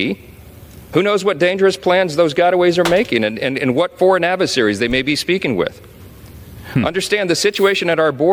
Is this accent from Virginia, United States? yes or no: no; Louisiana, United States; my home state of Louisiana